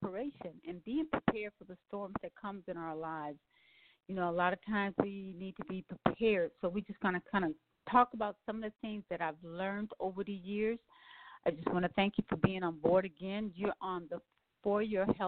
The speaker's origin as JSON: {"language": "English", "town": "New Orleans", "region": "Louisiana", "country": "United States", "tie": "born or raised there", "said": "I was born in New Orleans"}